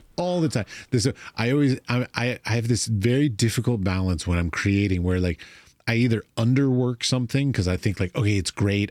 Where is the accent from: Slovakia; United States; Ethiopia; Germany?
United States; As an American